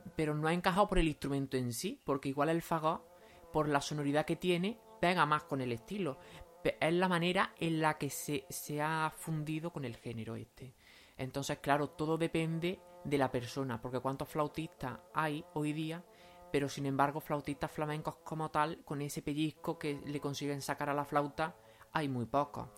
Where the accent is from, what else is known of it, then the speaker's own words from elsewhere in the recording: Lucena, Andalusia, Spain; also born or lived in Doña Mencía; soy de Lucena y he vivido siempre en Lucena